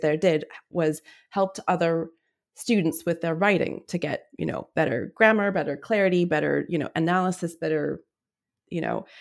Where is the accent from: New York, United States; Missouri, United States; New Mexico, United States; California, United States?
New Mexico, United States; Albuquerque; moved away as an adult; also born or lived in Oregon; so I was born and raised in Albuquerque, New Mexico, but I went to university in Oregon